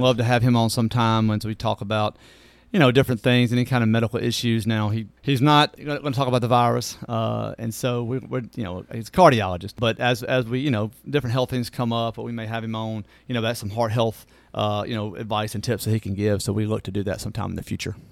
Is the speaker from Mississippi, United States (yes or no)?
yes; Natchez, Mississippi, United States; moved away as an adult; now in Hernando, United States; I was born in Natchez, Mississippi, uh, and, uh, born and raised, and my parents are still there